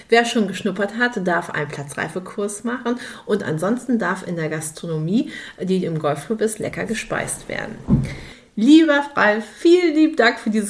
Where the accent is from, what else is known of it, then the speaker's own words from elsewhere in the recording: Dortmund, North Rhine-Westphalia, Germany; ich komme ja aus Dortmund.